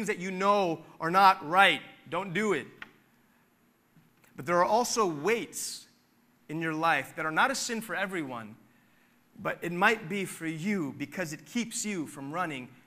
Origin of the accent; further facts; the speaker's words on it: Philadelphia, Pennsylvania, United States; growing up in Philly